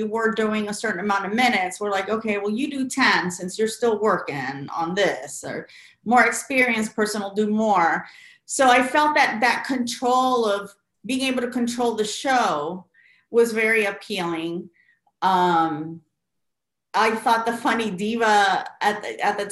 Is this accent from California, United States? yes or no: no; Florida, United States; as a Puerto Rican Salvadorian growing up in Florida